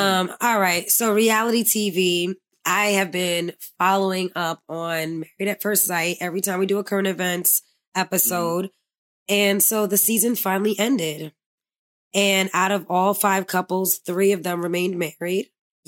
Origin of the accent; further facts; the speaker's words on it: New York City, New York, United States; I'm from the Bronx.